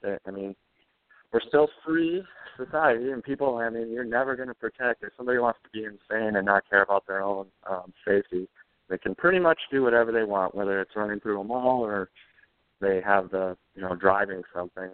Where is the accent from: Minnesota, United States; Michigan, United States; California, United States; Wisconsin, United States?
Minnesota, United States; St. Cloud; I'm from St. Cloud